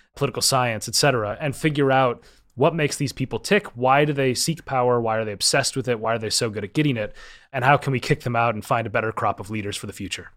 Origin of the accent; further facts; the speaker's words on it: Minnesota, United States; I grew up in Minnesota and I was a downhill ski racer